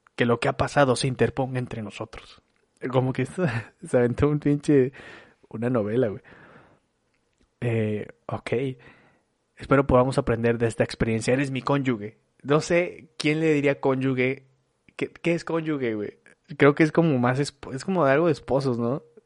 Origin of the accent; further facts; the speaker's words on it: Torreón, Coahuila, Mexico; now in Monterrey, Mexico; soy originario de Torreón, Coahuila, pero vivo en Monterrey desde hace como 14 años, 15 años